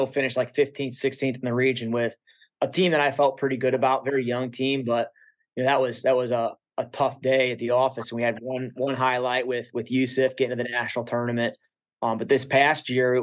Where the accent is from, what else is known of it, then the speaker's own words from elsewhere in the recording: Central Ohio, United States; I was from Central Ohio